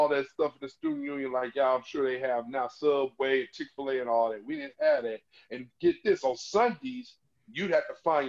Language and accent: English; Jennings, Missouri, United States; we grew up with nothing in St. Louis. I grew up in Jennings, Missouri. We had nothing.